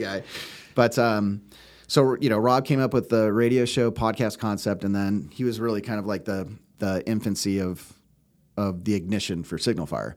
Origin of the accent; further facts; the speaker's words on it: Bay Area, California, United States; born and raised in the Bay Area, uh, in California.